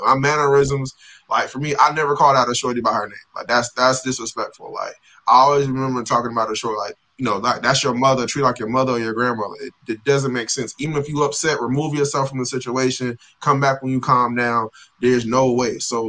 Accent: Queens, New York, United States; born there; I was born in Queens, and all my family's from Queens or Manhattan and stuff like that.

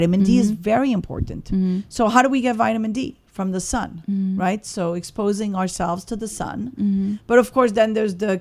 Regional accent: Morocco; moved away; I was born in Morocco. Mm-hmm. So I'm North African.

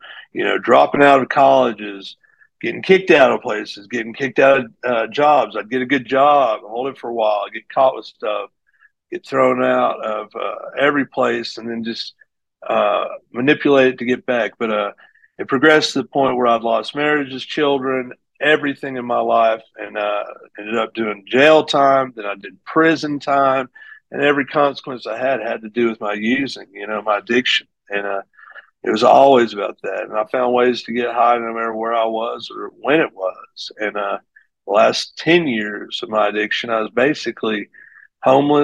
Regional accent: Greeneville, Tennessee, United States; I grew up in Greenville, Tennessee

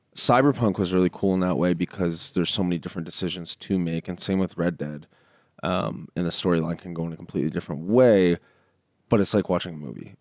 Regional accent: Canada; us Canadians

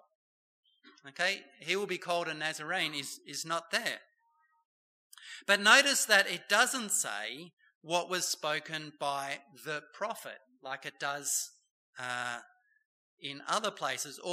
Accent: Bowral, New South Wales, Australia; Don Bradman came from my hometown, Bowral, New South Wales

